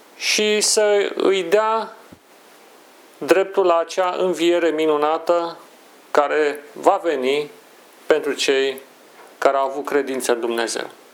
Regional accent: Brașov, Brașov County, Romania; moved away; am călătorit la Brașov, orașul meu natal

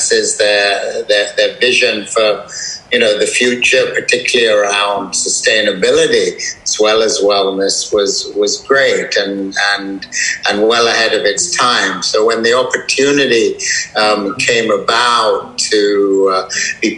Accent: United Kingdom; moved away as an adult; also born or lived in Bali; what we grew up with in Europe and certainly in the UK

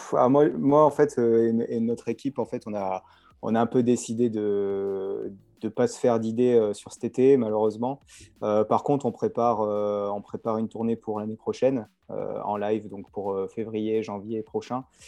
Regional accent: Nice, Provence-Alpes-Côte d'Azur, France; je suis de Nice, exactement, donc en fait, bah, je suis à Nice, là

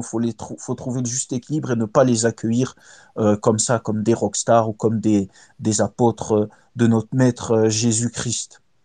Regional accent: Tunisia; chez nous en Tunisie

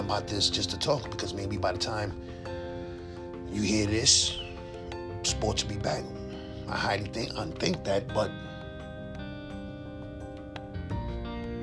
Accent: New York, United States; as a New Yorker, as a sports fan

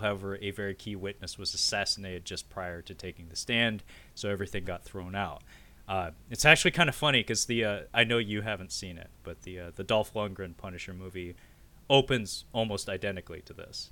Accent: Pacific Northwest, United States; us Pacific Northwesterners

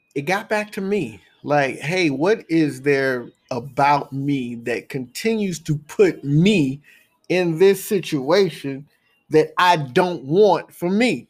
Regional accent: Texas, United States; moved away as an adult; also born or lived in O'Fallon, Illinois; I'm from Texas

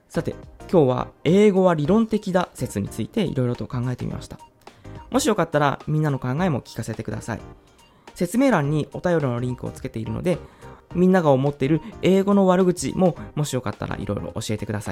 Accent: Japan; 私たちは日本人だから

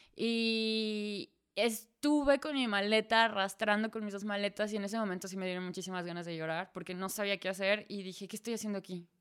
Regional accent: Celaya, Guanajuato, Mexico; first language Spanish; moved away as an adult; also born or lived in Dortmund, Germany; now in Hamburg, Germany; Soy de Celaya. Vivo en Hamburgo, en Alemania, desde hace 6, 7 años.

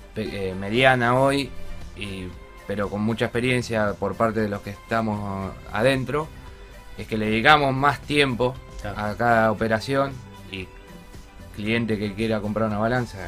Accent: Rosario, Santa Fe, Argentina; yo soy de Rosario

